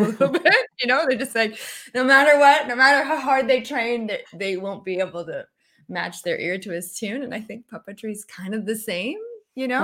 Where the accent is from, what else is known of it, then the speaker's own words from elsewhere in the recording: Canada; moved away; I'm Canadian